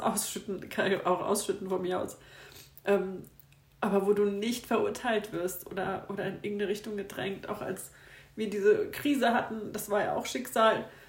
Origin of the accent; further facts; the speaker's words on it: Frankfurt area, Hesse, Germany; also born or lived in Upper Bavaria; now in Munich, Germany; ich komme aber eigentlich aus dem Frankfurter Raum